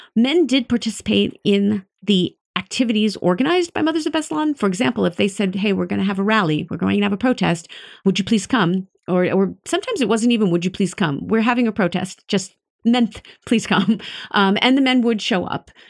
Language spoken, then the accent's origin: English; United States; I, as an American